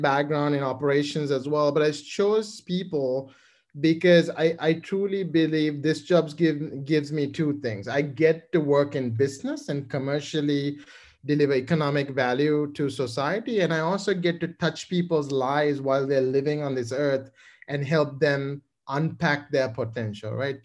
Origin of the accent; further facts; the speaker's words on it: Colombo, Western Province, Sri Lanka; moved away as an adult; now in United States; I grew up in Colombo, Sri Lanka